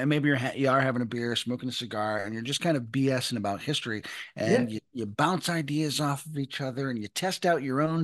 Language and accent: English; Western New York, United States; I come from Western New York